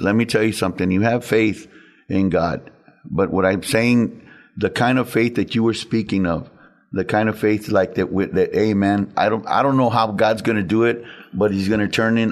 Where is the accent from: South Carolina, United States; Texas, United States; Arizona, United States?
Texas, United States; San Antonio; I've lived in San Antonio all my life